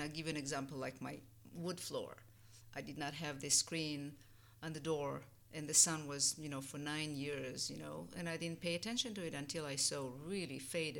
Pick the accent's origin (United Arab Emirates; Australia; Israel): Israel; moved away as an adult; now in United States; I'm from Israel. You know, now it's like, I'm Israeli.